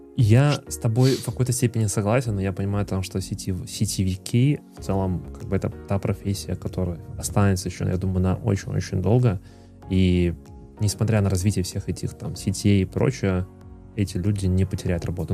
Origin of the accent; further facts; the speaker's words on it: Minsk, Belarus; мы сами из Минска